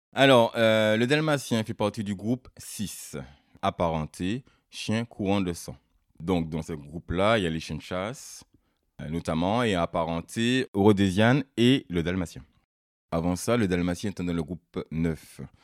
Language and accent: French; Martinique; now in Brittany, France; Je suis martiniquais d'origine. Ça fait maintenant 15 ans que je suis ici, en Bretagne.